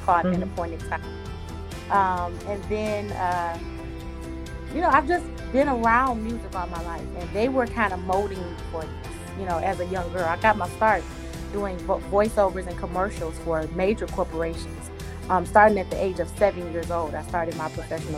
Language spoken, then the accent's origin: English; Detroit, Michigan, United States; So I'm from Detroit, Michigan, born and raised in Detroit, Michigan. I'm a Motown girl